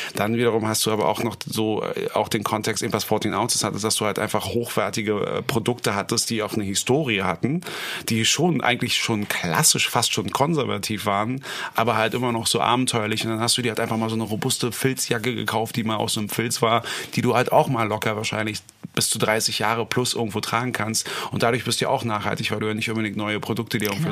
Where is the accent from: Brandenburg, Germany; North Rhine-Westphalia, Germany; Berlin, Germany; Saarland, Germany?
Berlin, Germany; für mich als Berliner